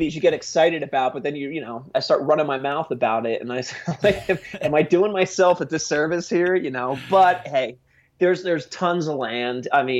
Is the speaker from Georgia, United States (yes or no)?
no; New Jersey, United States; I grew up in New Jersey and then went down to school in University of Delaware.